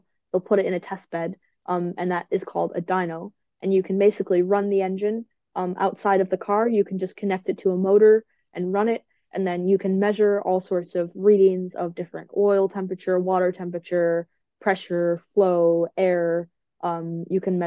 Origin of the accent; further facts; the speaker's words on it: United States; as an American